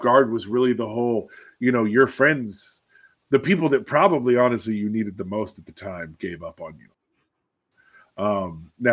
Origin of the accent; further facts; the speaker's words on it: Alaska, United States; I am from Alaska